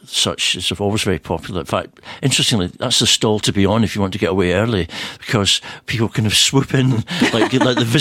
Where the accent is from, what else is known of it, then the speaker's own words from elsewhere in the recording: Scotland, United Kingdom; now in Geneva, Switzerland; us Scottish people